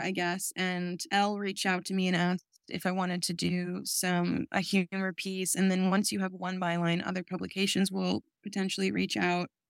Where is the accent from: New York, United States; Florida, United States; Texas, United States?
New York, United States; I grew up in New York